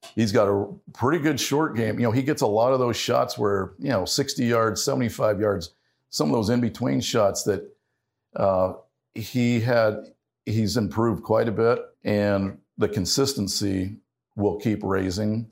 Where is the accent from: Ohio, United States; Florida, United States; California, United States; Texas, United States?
Ohio, United States; growing up in Ohio